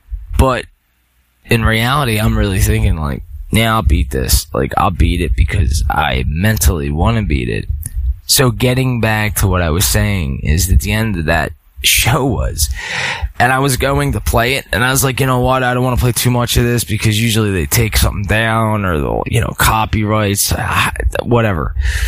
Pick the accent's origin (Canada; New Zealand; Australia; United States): United States; Philadelphia, Pennsylvania; Sorry, I'm from Philly, so I'll say it like mind over matter.